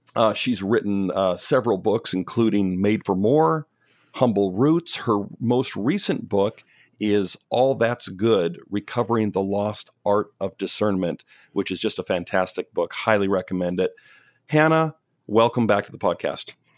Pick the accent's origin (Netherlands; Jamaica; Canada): Canada; moved away as an adult; also born or lived in Pacific Northwest near Portland, Oregon; now in Portland, United States; I'm Canadian. I grew up, born and raised in Canada, moved down to the States in my twenties